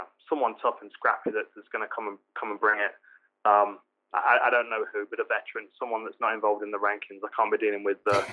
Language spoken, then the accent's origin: English; Nottingham, East Midlands, United Kingdom; my hometown, Nottingham